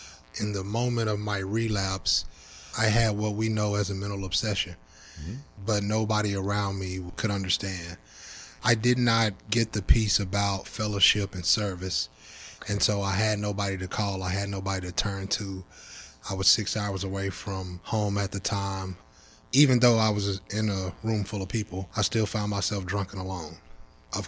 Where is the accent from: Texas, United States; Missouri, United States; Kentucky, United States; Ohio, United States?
Kentucky, United States; Louisville; I'm an alcoholic and I'm from Louisville, Kentucky.